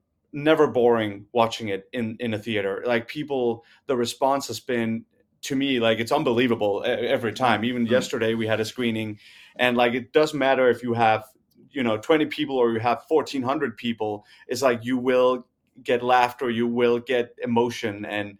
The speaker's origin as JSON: {"language": "English", "country": "Denmark", "said": "because we're from Denmark"}